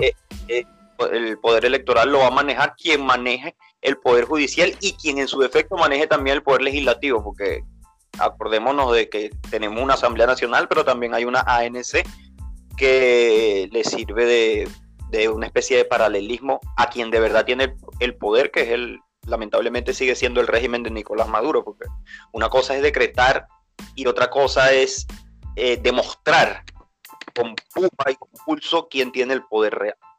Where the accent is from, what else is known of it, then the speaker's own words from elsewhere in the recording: Venezuela; now in Chile; como venezolano, que nosotros sabemos lo que vivimos en Venezuela